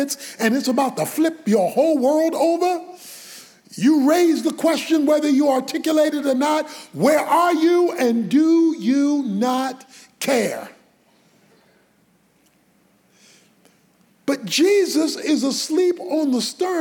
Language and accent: English; Baltimore, Maryland, United States; When I was a boy growing up in Baltimore, in urban Baltimore